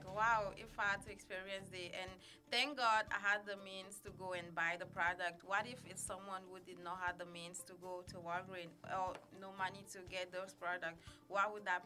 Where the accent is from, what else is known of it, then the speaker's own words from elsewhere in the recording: Burkina Faso; now in Madison, United States; I'm originally from Burkina Faso in West Africa